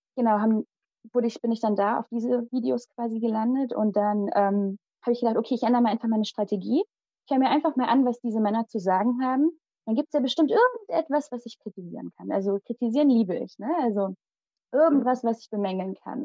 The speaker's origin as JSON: {"language": "German", "town": "Limburg an der Lahn", "region": "Hesse", "country": "Germany", "tie": "born or raised there", "also_born_or_lived": "India / Hünfeld, Germany", "first_language": "Malayalam", "moved": "as an adult", "said": "Und geboren und aufgewachsen bin ich in Limburg"}